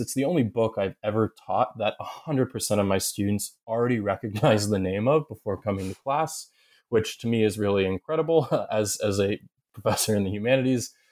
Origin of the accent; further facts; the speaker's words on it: Southern Ohio, United States; moved away as an adult; also born or lived in upstate New York / Kentucky / Massachusetts; I grew up in Southern Ohio, uh, though I'm from ups, upstate New York